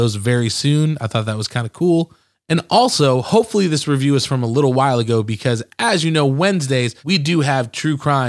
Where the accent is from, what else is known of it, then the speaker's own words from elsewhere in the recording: outside of Detroit, Michigan, United States; I grew up outside of Detroit